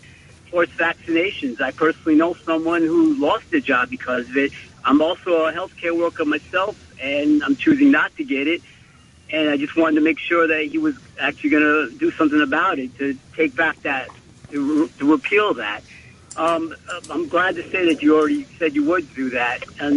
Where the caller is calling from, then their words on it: Queens, New York, United States; How you doing? Call from Queens.